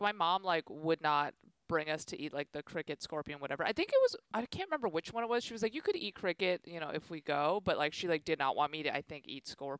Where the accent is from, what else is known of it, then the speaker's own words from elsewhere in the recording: Chicago, Illinois, United States; moved away; I'm from Chicago.